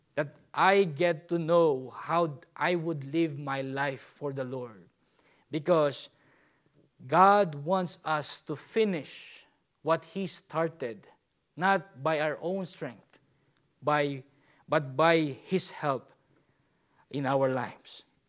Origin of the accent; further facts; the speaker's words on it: Philippines; I'm a Filipino